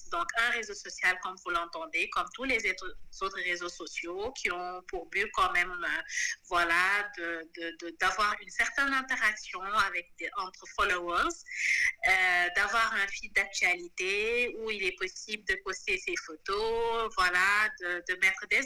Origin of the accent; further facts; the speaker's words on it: Senegal; je suis une Sénégalaise de, de, 33 ans